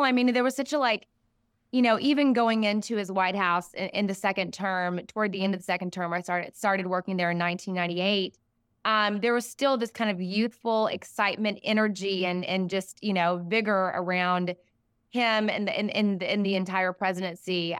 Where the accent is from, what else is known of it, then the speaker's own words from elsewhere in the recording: Siloam Springs, Arkansas, United States; I grew up in a small town near Fayetteville, Arkansas, Salem Springs